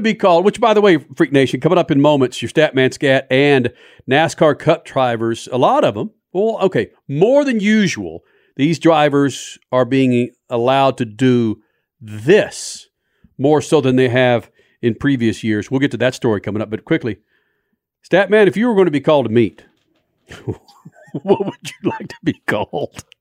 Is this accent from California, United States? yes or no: no; Carrollton, Texas, United States; I was raised in Carrollton. These are suburbs of, of Dallas.